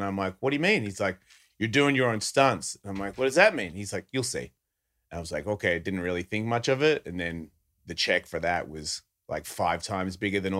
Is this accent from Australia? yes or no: yes; Australia; Yeah, I can't do that guy. I'm Australian.